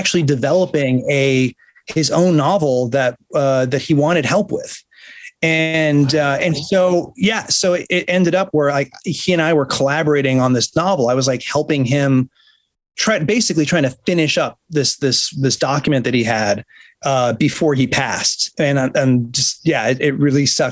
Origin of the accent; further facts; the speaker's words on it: Buffalo, New York, United States; moved away; I grew up in Buffalo